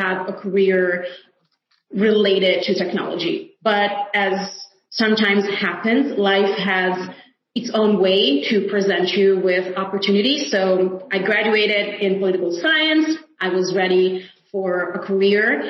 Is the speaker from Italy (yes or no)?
yes; Italy; home is Italy, which is my homeland